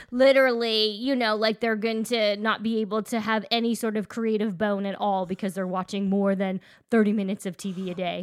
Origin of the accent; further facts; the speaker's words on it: Canada; we are Canadian